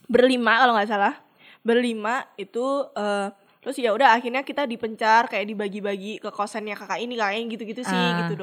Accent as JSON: {"language": "Indonesian", "town": "Blitar", "region": "East Java", "country": "Indonesia", "said": "Eh gue kan nih di Blitar ya gue Jawa hmm. Timur dan gue merasa suhu di sana adalah dingin enak lah"}